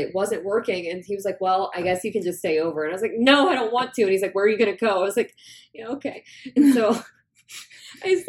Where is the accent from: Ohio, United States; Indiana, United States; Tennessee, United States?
Indiana, United States; moved away as an adult; now in Texas, United States; I'm from Indiana